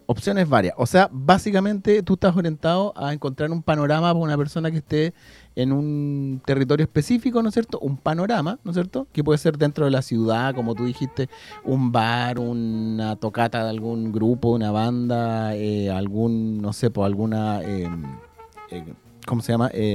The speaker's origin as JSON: {"language": "Spanish", "country": "Chile", "said": "A los chilenos siempre se nos pega cuando vamos para todos lados"}